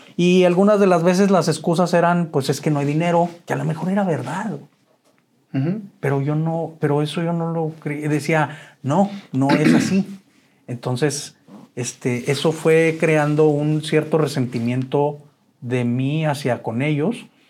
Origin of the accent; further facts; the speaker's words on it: Chihuahua, Mexico; moved away as an adult; Yo soy originario de Chihuahua. Eh, nací un 5 de noviembre de 1970, ya 52 años. Este, y siempre viví, bueno, hasta el 87 viví en Chihuahua